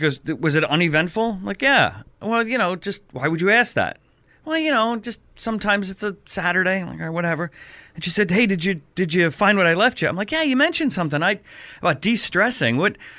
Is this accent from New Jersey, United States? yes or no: yes; New Jersey, United States; I'm from Jersey.